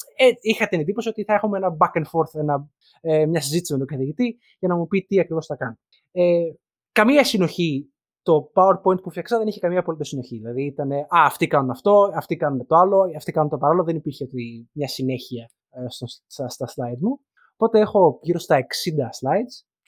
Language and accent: Greek; Greece; moved away as an adult; δεν πάβει το γεγονό ότι μεγαλώσαμε κυρίω στην Ελλάδα.